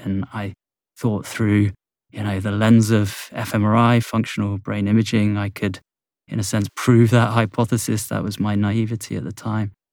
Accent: Bournemouth, South West England, United Kingdom; in my hometown of Bournemouth on the south coast of England

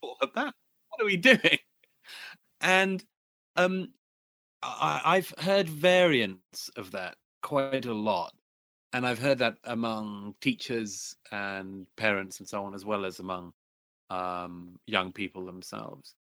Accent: United Kingdom; my home country in particular, in Britain

